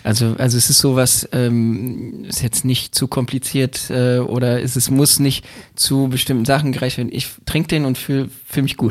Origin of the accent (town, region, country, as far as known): Berlin, Germany; born or raised there